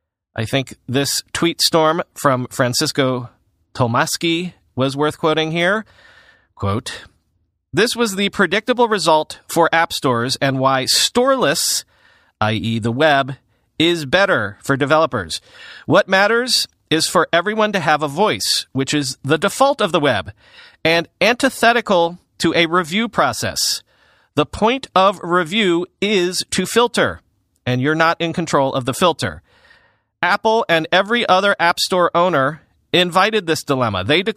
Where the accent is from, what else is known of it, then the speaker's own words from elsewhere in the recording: Taiwan; also born or lived in Hong Kong; I am ethnically Chinese. I was born in Taiwan and I lived in Hong Kong for a time.